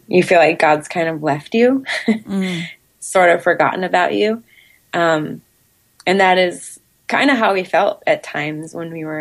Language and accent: English; California, United States; moved away as an adult; also born or lived in Minnesota; I'm from California, so 2,000 miles away